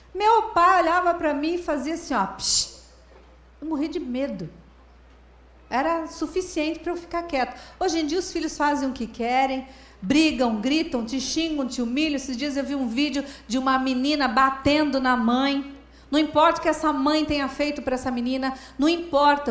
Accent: Paraná, Brazil; lá no meu estado, no Paraná

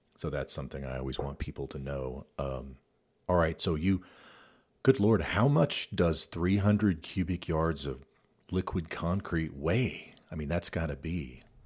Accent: Midwest, United States; moved away; I grew up in the Midwest

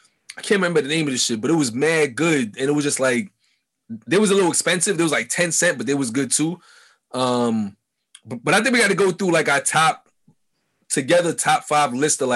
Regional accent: New York City, New York, United States; born or raised there

